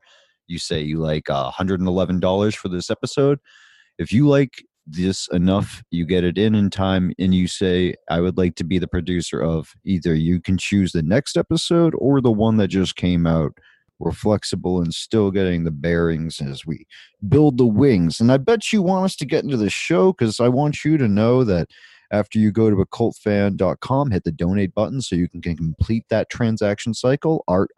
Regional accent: United States; But, you know, I'm American.

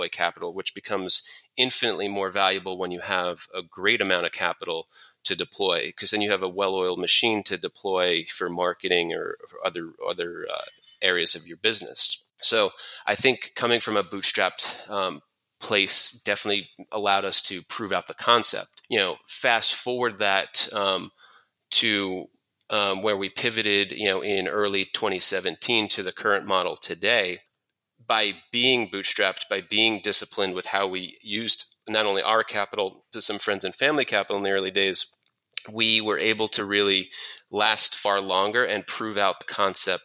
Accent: New York, United States; I'm originally from New York

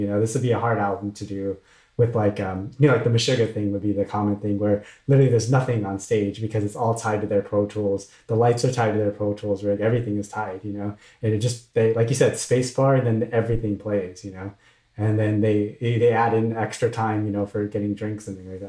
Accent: Orange County, Southern California, United States; also born or lived in Washington, District of Columbia, United States; growing up in Southern California

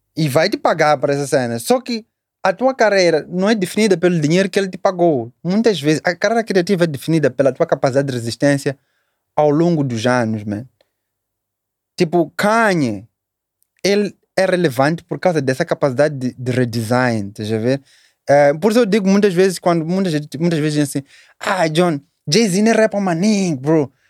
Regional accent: Matola, Maputo, Mozambique; also born or lived in Magude / Chinavane; nasci aqui em Maputo, Maputo Matola, vamos dizer Matola

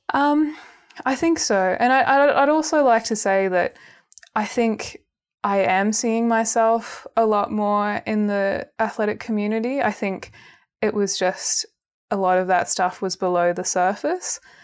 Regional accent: Canberra, Australian Capital Territory, Australia; moved away as an adult; also born or lived in Sydney; now in Melbourne, Australia; I grew up in Canberra, moved to Sydney, And then I've, now I've been in Melbourne for three years

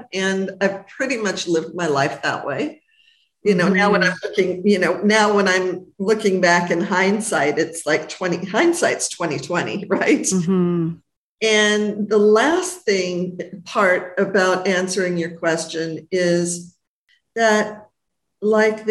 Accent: Los Angeles, California, United States; I'm from Hollywood

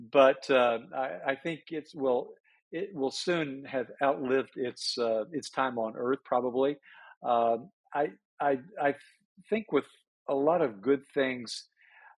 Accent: Tennessee, United States; moved away as an adult; also born or lived in North Carolina / Washington; I grew up in the South, born in North Carolina, raised in Tennessee

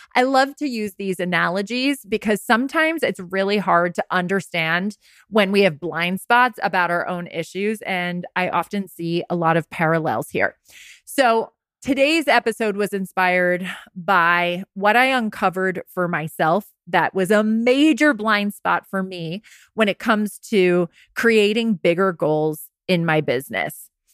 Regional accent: Rye, New York, United States; also born or lived in Westchester County; my hometown, Rags in Rye, New York

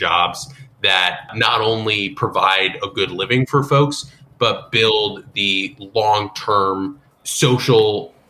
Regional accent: Texas, United States; like my home state of Texas, Oklahoma, and others.

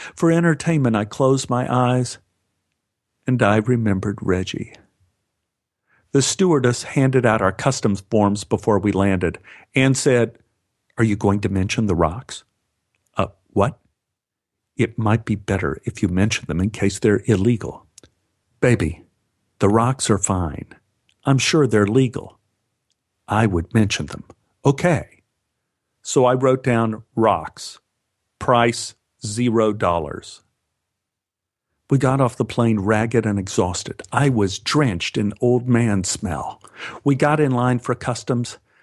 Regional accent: Los Angeles, California, United States; Los Angeles

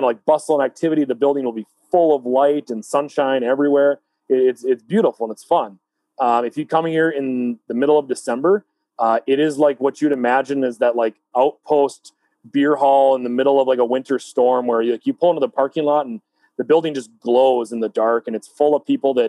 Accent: Fargo, North Dakota, United States; We're all from the Fargo-Moorhead area.

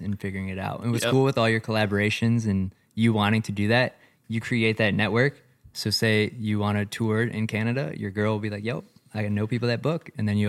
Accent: Chicago, Illinois, United States; it's funny because I met them in Colorado, but we're like both from Chicago.

